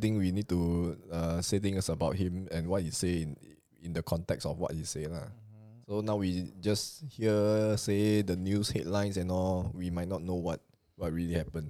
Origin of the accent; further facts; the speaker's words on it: Singapore; most Singaporeans are employed